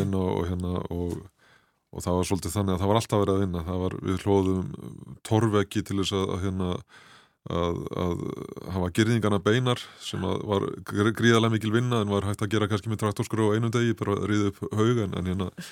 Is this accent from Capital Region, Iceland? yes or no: yes; Seljahverfi, Capital Region, Iceland; Við áttum heim upp í Selja okkur þegar ég var krakki